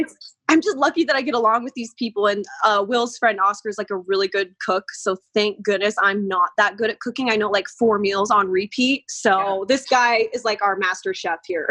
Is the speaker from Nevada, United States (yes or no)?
yes; Las Vegas, Nevada, United States; I grew up here in Vegas.